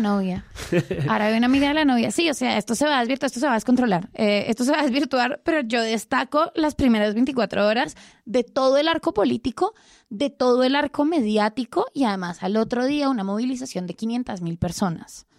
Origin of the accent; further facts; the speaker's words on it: Colombia; yo soy colombiana